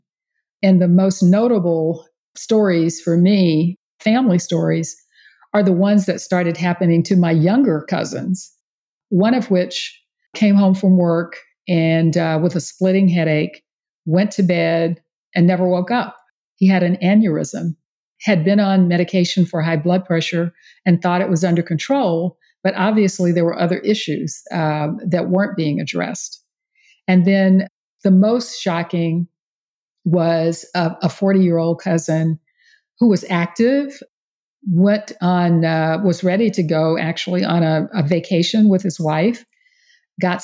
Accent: East Texas, United States; now in Houston, United States; I grew up in East Texas

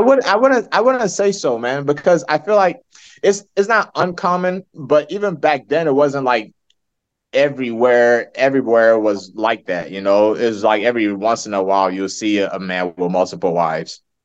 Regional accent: Nigeria; now in United States; I'm Nigerian

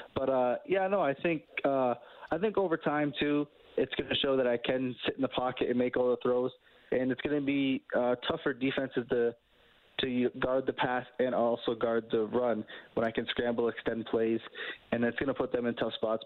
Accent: Canada; being a Canadian quarterback

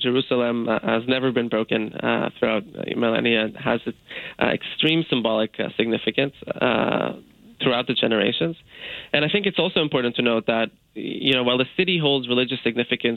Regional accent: Canada; As a Canadian

